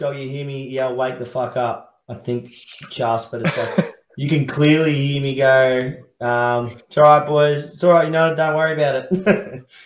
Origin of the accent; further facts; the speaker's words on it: Werribee, Victoria, Australia; I'm only from Werribee